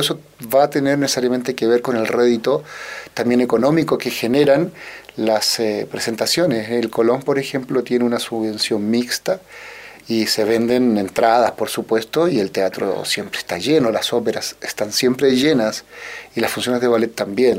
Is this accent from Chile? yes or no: yes; Santiago, Santiago Metropolitan Region, Chile; yo nací acá en Santiago eh, de Chile, eh, tuve una infancia, diría yo, como todos los chicos de mi época